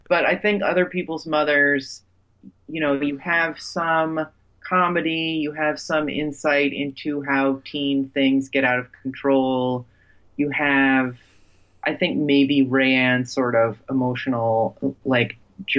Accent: New Jersey, United States; I'm from Jersey

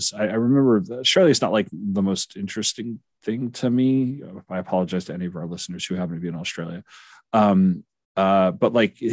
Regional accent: South Shore of Long Island, New York, United States; I grew up on the South Shore of Long Island.

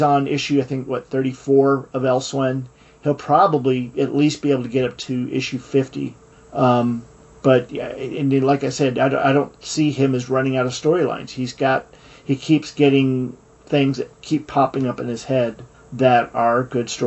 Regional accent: United States; I'm an American.

